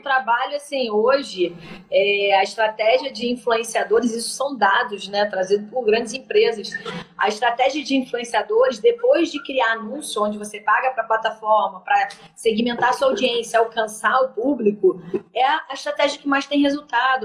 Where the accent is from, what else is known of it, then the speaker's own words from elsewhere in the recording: Niterói, Rio de Janeiro, Brazil; Nós somos de Niterói, nós somos mães